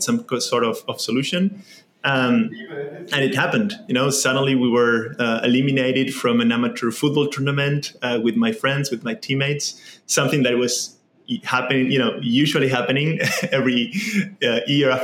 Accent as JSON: {"language": "English", "country": "Argentina", "tie": "born or raised there", "said": "I was born in Argentina. I grew up there"}